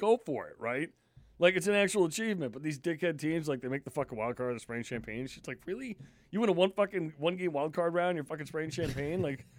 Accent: New York, United States; See, I was lucky growing up in New York. I got Yankees and Mets games.

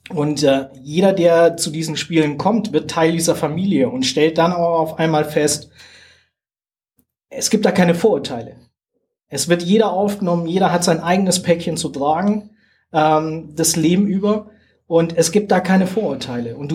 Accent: Germany; Jetzt hört man ja an meinem Dialekt, dass ich jetzt nicht unbedingt hier

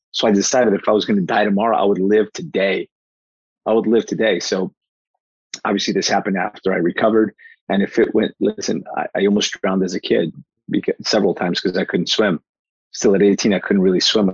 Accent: Newark, New Jersey, United States; born or raised there; also born or lived in Portugal

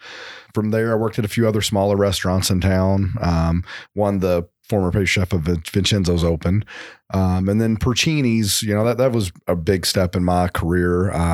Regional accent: Louisville, Kentucky, United States; I am. Yes. I grew up in Louisville. Started in restaurants here at 14

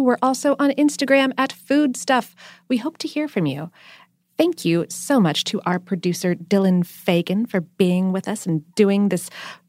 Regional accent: Australia; a beverage that I believe originated from my home country of Australia.

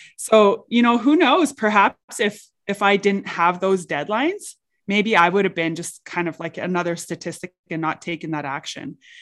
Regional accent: St. Paul, Alberta, Canada; I grew up in a very small town. Um, I grew up in Saint Paul.

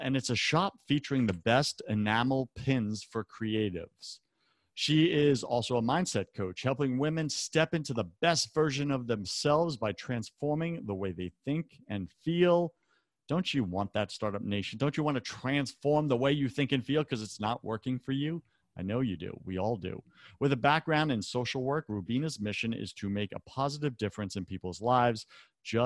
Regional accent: New York, United States; I'm from New York

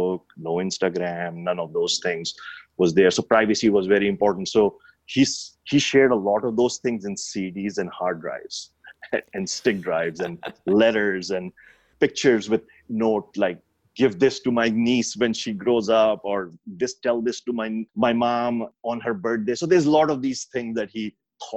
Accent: Pakistan; moved away; growing up in Pakistan

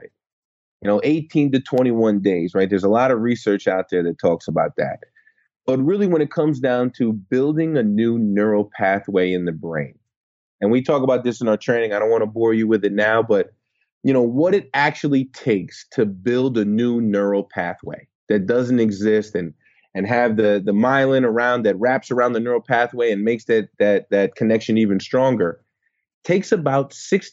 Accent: United States

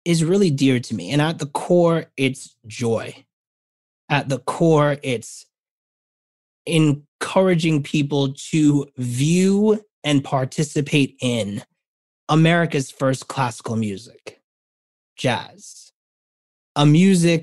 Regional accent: New York City, New York, United States; a New Yorker

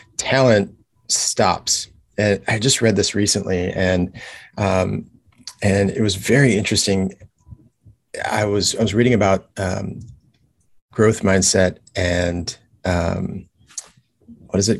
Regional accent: Los Angeles, California, United States; moved away as an adult; now in Kailua, United States; I am originally from Los Angeles, California. Um, that's where I grew up

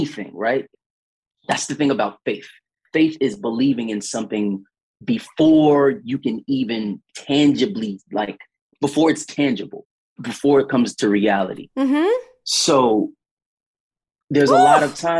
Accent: New York City, New York, United States; growing up in Stapleton Projects and living in America as a young Black man

